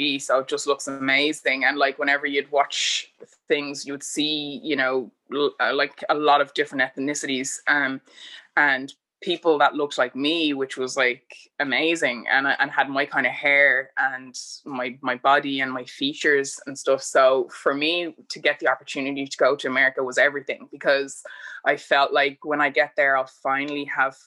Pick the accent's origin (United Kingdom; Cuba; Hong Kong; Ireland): Ireland; Bray, Leinster; also born or lived in United States; I'd say I'm from Bray